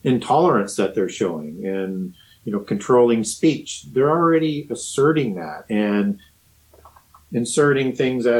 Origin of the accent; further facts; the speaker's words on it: Canada; I'm from Canada